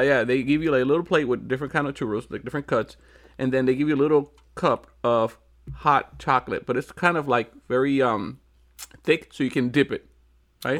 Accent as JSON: {"language": "English", "country": "Puerto Rico", "said": "I'm from Puerto Rico"}